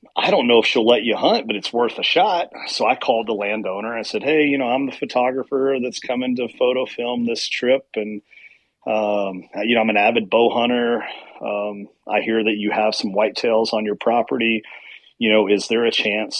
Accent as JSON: {"language": "English", "region": "central Kentucky", "country": "United States", "tie": "born or raised there", "said": "I grew up in Kentucky, in southeast, you know, well, central Kentucky"}